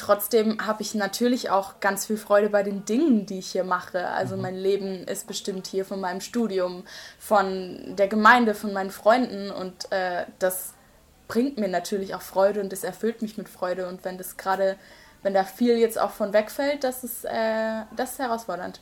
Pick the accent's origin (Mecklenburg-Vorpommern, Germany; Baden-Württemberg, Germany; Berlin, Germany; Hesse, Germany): Baden-Württemberg, Germany; Seelbach; accent: Badisch; moved away as an adult; now in Osnabrück, Germany; ich komme ursprünglich aus einem kleinen Schwarzwalddorf mhm. äh, aus der Nähe von Freiburg, so zwischen Karlsruhe und Freiburg ganz grob, aber mehr an Freiburg als an Karlsruhe